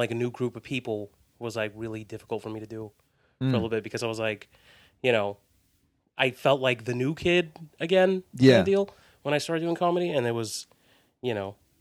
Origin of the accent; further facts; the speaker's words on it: Los Angeles, California, United States; I'm from here originally